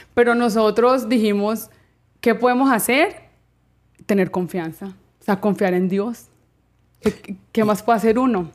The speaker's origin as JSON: {"language": "Spanish", "town": "Cali", "region": "Valle del Cauca", "country": "Colombia", "moved": "as an adult", "lives_now": "Miami, United States", "said": "yo soy caleña"}